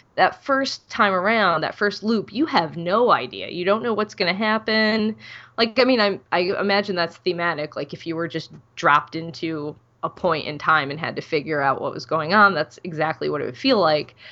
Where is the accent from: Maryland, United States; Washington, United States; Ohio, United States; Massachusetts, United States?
Ohio, United States; I'm from Ohio